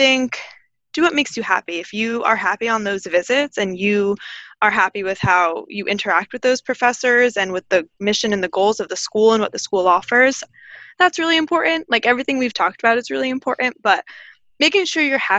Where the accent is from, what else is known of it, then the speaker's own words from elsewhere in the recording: New Jersey, United States; also born or lived in Connecticut; I actually am from, born and raised in New Jersey